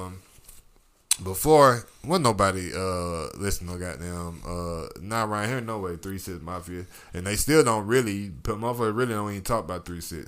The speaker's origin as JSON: {"language": "English", "region": "the South", "country": "United States", "said": "I'm a Southerner."}